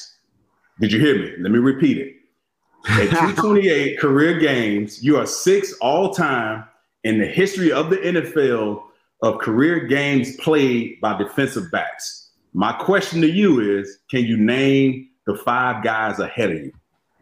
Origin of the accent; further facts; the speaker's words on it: Florida, United States; I'm from Florida